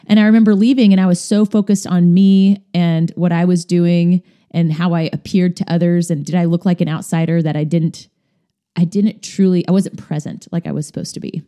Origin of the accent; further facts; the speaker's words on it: Kansas, United States; moved away as an adult; now in Indiana, United States; Moving from my home state of Kansas to Indiana